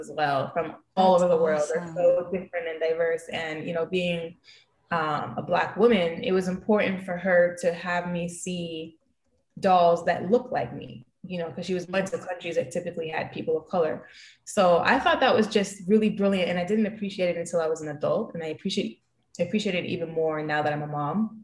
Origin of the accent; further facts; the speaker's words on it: United States; now in Jamaica; I was born and raised in the States